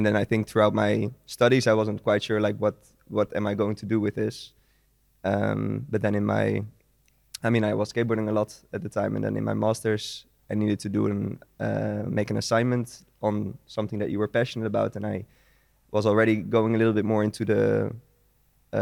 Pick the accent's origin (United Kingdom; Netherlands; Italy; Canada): Netherlands; Vianen, Utrecht; In the Netherlands, in Vianen. It's a small city near Utrecht.